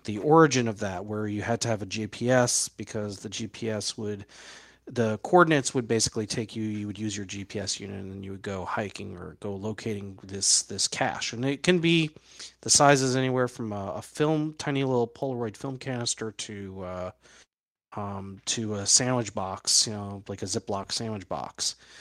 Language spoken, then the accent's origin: English; New York City, New York, United States; moved away; I was born in New York City